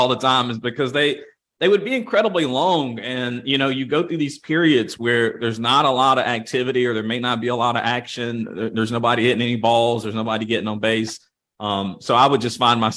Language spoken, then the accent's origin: English; Winston-Salem, North Carolina, United States; I'm from Winston-Salem